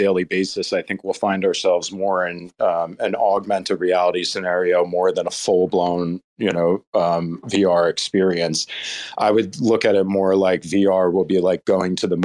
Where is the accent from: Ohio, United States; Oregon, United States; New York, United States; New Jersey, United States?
New Jersey, United States; I grew up in New Jersey